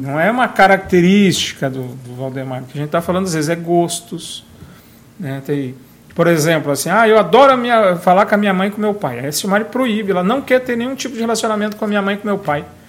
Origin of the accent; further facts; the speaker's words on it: Brazil; moved away; na minha terra natal, lá em Guarapó, onde eu fui criado